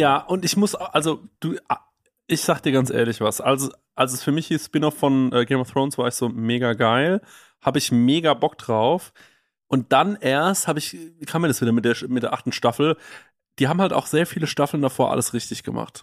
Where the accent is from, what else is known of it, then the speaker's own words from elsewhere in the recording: Düsseldorf, North Rhine-Westphalia, Germany; bei uns in Düsseldorf